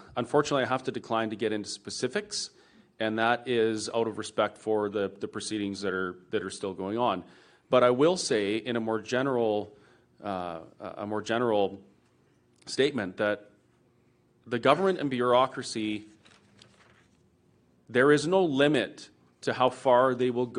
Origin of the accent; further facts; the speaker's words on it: Alberta, Canada; as a Canadian and as an Albertan